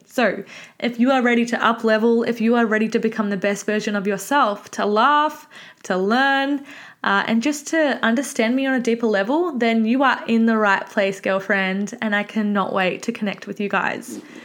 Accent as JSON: {"language": "English", "area": "Mornington Peninsula", "region": "Victoria", "country": "Australia", "said": "I am from the Mornington Peninsula"}